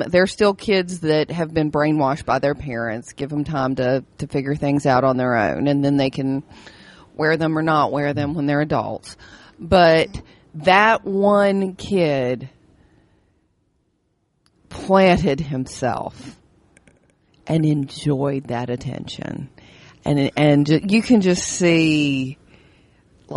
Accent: Kentucky, United States; we're from Kentucky

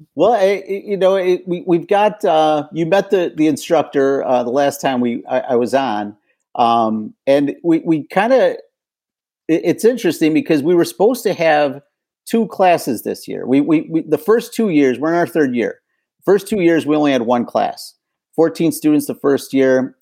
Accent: Chicago, Illinois, United States; now in Detroit, United States; I'm originally from Chicago

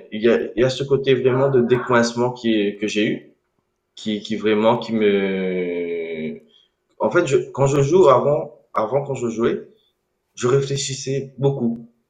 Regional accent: Réunion; je suis né à La Réunion

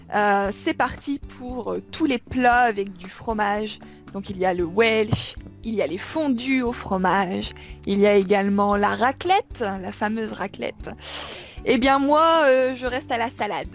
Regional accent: Villeneuve-d'Ascq, Hauts-de-France, France; accent: northern French; moved away as an adult; now in Kobe, Japan; et je viens de Lille

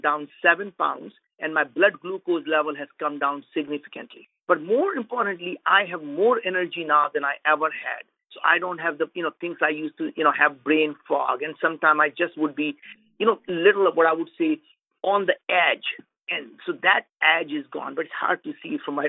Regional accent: India; As being an Indian

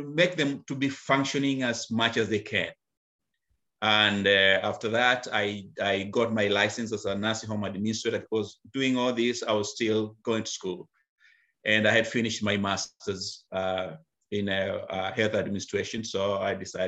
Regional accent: Kenya; moved away as an adult; now in United States; I was born and raised in Africa, Kenya, where I went to school

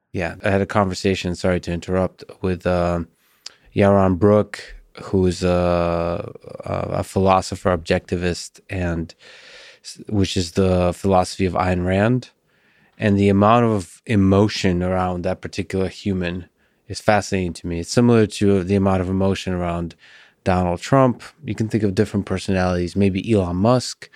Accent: Russia; I'm also Russian.

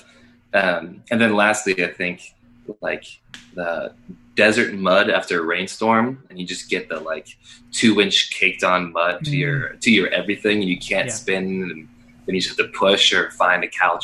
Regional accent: Western Pennsylvania, United States; Growing up in Western PPA

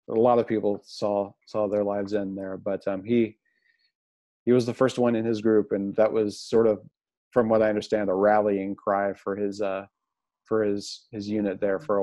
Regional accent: Jackson, Missouri, United States; Uh, Jackson, Missouri.

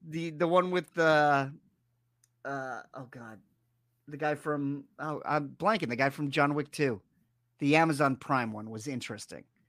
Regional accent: East Coast, United States; moved away; I'm from the East Coast, which is hurricanes

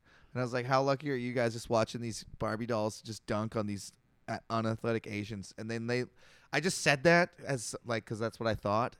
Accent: Canada; I'm a Canadian.

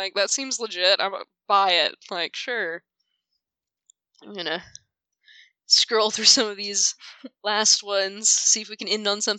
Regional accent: Kentucky, United States; I'm from Kentucky

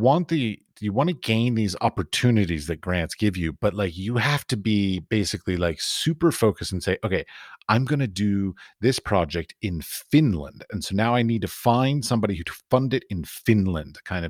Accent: United States; I was raised in America

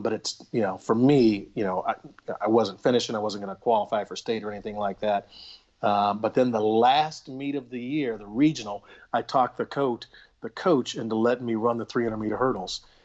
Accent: Little Rock, Arkansas, United States; moved away; I grew up in Little Rock, Arkansas

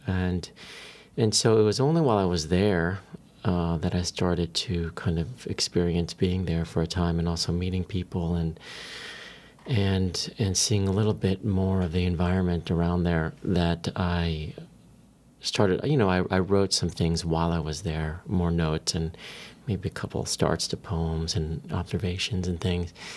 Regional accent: San Diego, California, United States; I grew up in San Diego

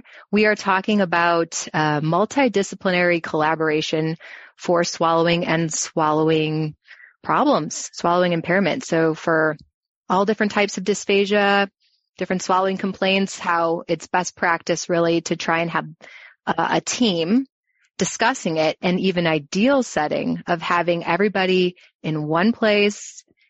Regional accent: Chicago, Illinois, United States; moved away as an adult; also born or lived in Florida; now in Arizona, United States; I'm from Chicagoland

